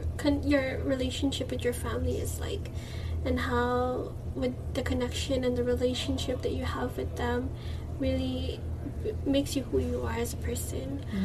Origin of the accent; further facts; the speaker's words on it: Philippines; And I think as a Filipino, like, and even like the entire podcast, it was called Reclaiming Our Filipino Identity at first.